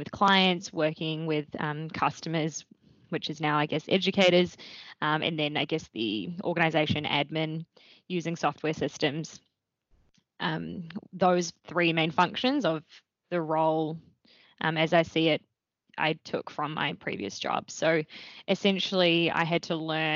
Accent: Wellington, New Zealand; moved away as an adult; also born or lived in Dunedin, New Zealand; now in Melbourne, Australia; I grew up in Wellington in New Zealand, so just across the ditch

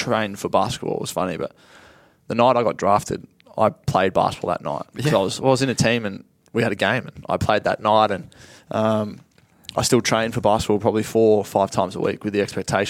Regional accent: Sale, Victoria, Australia; I was from Sale and it was very hard for me to get to Canberra.

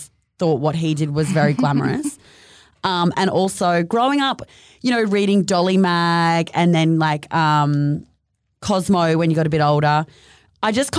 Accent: Mission Beach, Queensland, Australia; moved away as an adult; also born or lived in Sydney; now in Gold Coast, Australia; I grew up in North Queensland in a little town called Mission Beach.

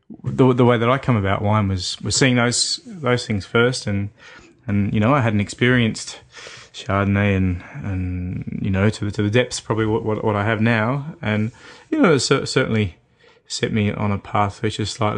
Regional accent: Victoria, Australia; also born or lived in Bendigo, Australia; All over country Victoria. I'm well and truly Victorian, but, you know, I was born in Bendigo in central Victoria, but, you know, I travelled a lot as a child

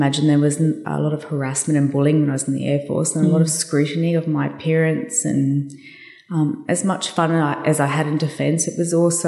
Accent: Brisbane, Queensland, Australia; I got airlifted back to Brisbane, which was my hometown

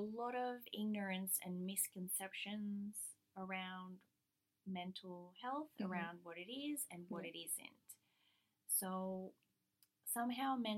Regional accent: the French part of Canada, Quebec, Canada; now in Australia; I come from the French part of Canada, which is a matriarchal society that's very specific to the French side of Canada

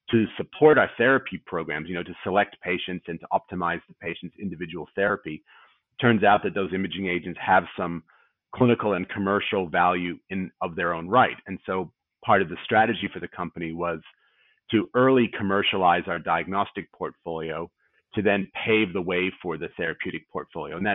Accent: Australia; accent: North American; despite my funny North American accent, I'm obviously an Australian

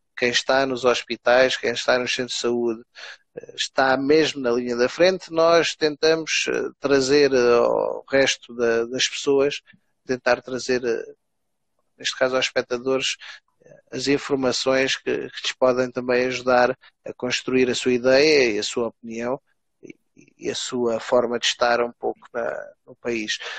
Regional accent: Alentejo, Portugal; moved away; eu como alentejano

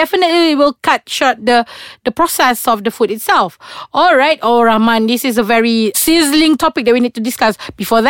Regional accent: Malaysia; we are Malaysian

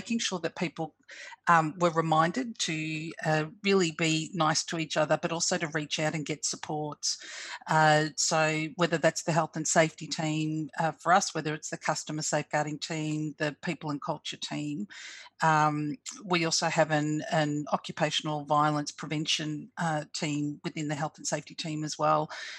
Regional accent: Australia; I'm Fijian Australian, and so I had a lot of people that were impacted who were culturally and linguistically diverse

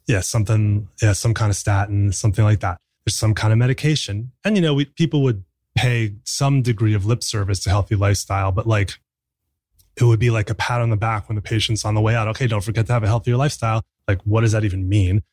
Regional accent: New Jersey, United States; I grew up in New Jersey

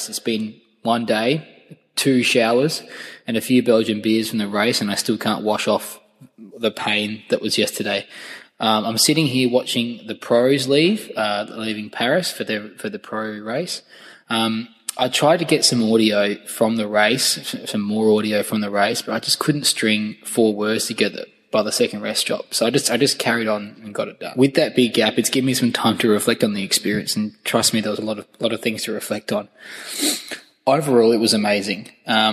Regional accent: Australia; being an Australian

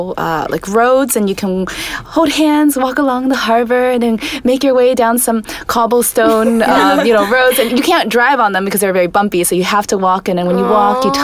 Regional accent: Maryland, United States; we grew up around the Maryland area

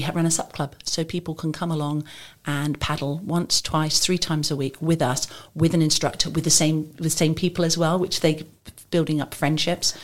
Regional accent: England, United Kingdom; now in Maidenhead, United Kingdom

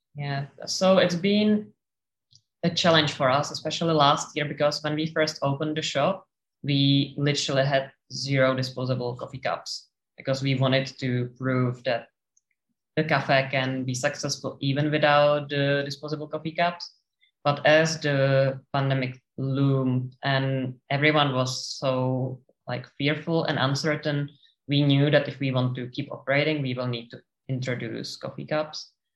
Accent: Czechia; moved away as an adult; now in Sydney, Australia

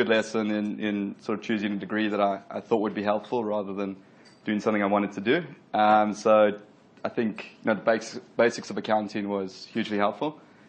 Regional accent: Durban, KwaZulu-Natal, South Africa; moved away as an adult; also born or lived in Melbourne, Australia; now in Sydney, Australia; So I grew up in Durban, South Africa, moved to Australia about 12 years ago to finish off my university degree in Melbourne, came across to Sydney.

